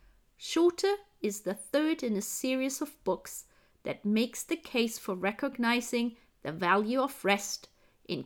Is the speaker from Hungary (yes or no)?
no; Germany; Being German